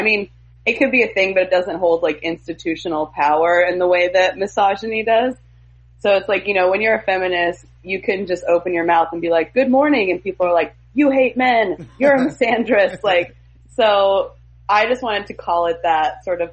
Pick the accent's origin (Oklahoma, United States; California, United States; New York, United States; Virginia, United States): Oklahoma, United States; I grew up in Oklahoma